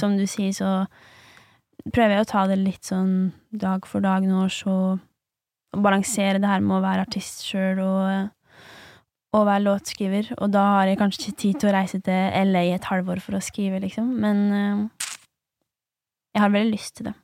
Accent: Lesja, Innlandet, Norway; now in Oslo, Norway; heime på Lesja

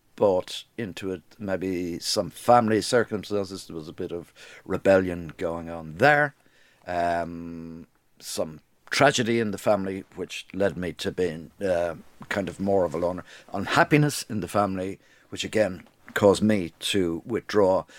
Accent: Dublin, Leinster, Ireland; moved away as an adult; also born or lived in London; I was brought up in Dublin in a repressed society

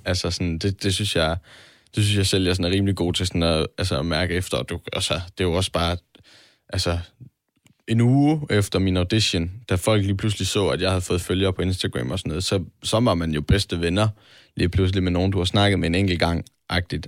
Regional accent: Vejle, Southern Denmark, Denmark; moved away; venner hjemme i, i Vejle

